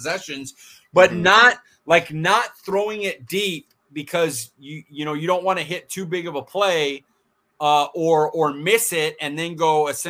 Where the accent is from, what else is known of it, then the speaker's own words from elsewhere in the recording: Fresno, California, United States; I'm from Fresno